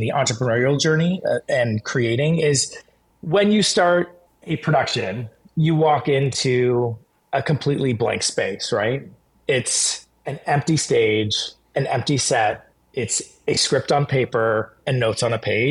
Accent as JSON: {"language": "English", "region": "Southwest Florida", "country": "United States", "tie": "born or raised there", "moved": "as an adult", "said": "I grew up in Southwest Florida"}